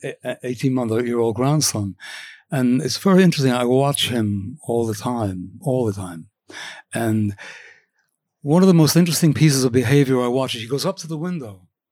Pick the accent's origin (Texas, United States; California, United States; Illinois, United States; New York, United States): New York, United States; Cornwall; also born or lived in Washington Heights, Manhattan, New York City; when I was eight, I went to, uh, Cornwall, New York